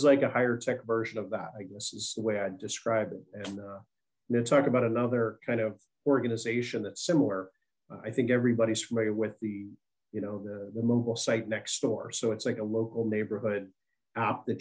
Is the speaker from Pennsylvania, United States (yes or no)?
yes; Pittsburgh, Pennsylvania, United States; moved away as an adult; also born or lived in Washington, D.C.; born and raised, right? Yeah, I left when I got out of school